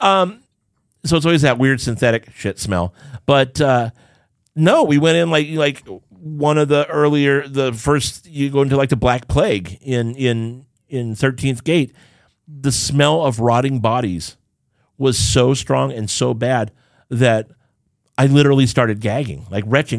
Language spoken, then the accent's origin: English; Southern California, United States; also born or lived in Rialto, California / Irvine, California; growing up in Southern California